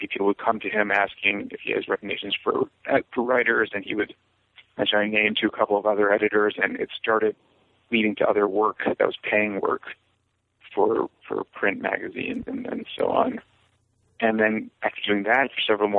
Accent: New York City, New York, United States; also born or lived in Yonkers, New York / St. Louis, Missouri; Well, I'm from New York originally. I was born in Yonkers and then moved to Riverdale in the Bronx when I was 10, which is nearby as well

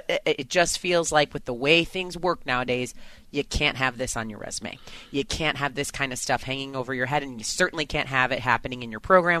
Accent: Chicago, Illinois, United States; moved away; also born or lived in Indiana; I grew up in Big Ten country. I went to Indiana. I'm from Chicago

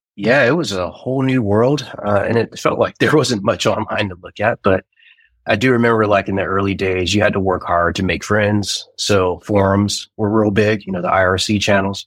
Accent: Southern California, United States; also born or lived in Cleveland, Ohio; right around the time I turned like eight or nine is when I moved to Southern California.

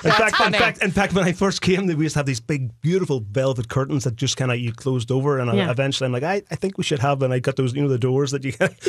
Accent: Ireland; now in Minnesota, United States; Even though I grew up in Ireland, I have blonde hair and blue eyes, so I think there's a little Viking blood flowing through me here.

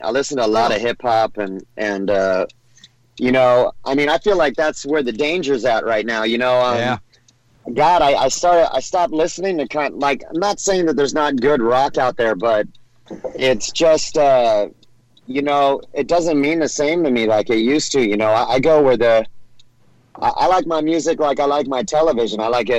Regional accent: California, United States; And I grew up in Orange County, California, you know?

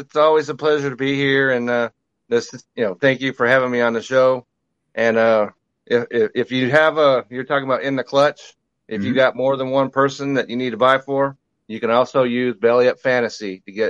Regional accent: Utah, United States; I was born in Utah.

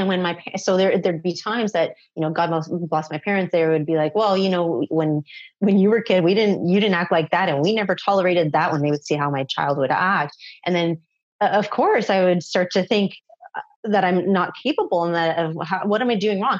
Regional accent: Toronto, Ontario, Canada; I am from Canada. And for those of you who are familiar, I'm from Toronto. I grew up in pretty much Toronto

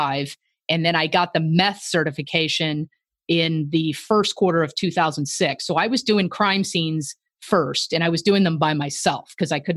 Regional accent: Tampa, Florida, United States; moved away as an adult; also born or lived in Tennessee / Kansas City, Missouri; I'm from Tampa, Florida

